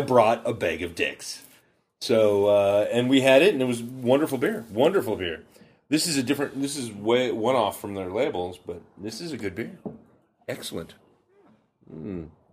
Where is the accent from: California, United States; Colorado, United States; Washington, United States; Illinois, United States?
Washington, United States; Burlington; also born or lived in Bellingham, Washington; So I grew up in Burlington